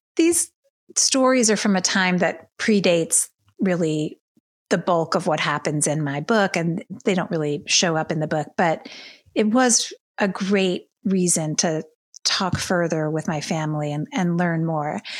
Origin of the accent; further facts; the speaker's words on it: Baton Rouge, Louisiana, United States; moved away as an adult; now in New York, United States; So I grew up in Baton Rouge, Louisiana, in a Jewish family